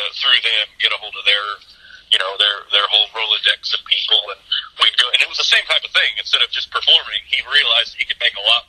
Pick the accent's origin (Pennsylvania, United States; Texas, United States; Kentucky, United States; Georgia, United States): Georgia, United States; I was born in Georgia.